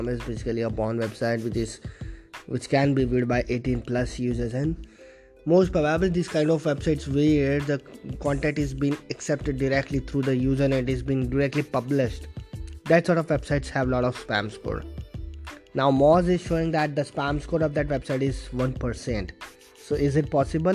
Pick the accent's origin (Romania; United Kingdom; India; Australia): India; Vadodara, Gujarat; I am from Vadodara, Gujarat, India.